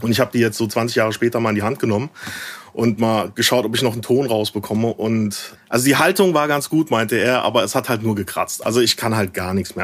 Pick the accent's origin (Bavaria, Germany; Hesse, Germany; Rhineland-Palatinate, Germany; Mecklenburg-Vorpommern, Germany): Bavaria, Germany; near Aschaffenburg; moved away as an adult; also born or lived in Frankfurt; now in Berlin, Germany; ich komme aus der Ecke, ähm, oh, so ein bisschen dörflicher Aschaffenburg die Ecke.